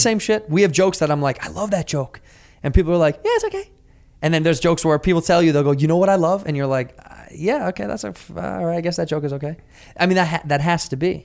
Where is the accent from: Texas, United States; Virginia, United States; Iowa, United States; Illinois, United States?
Illinois, United States; Chicago